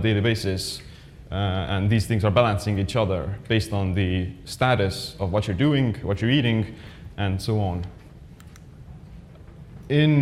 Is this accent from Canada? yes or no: no; Estonia; I'm actually from Estonia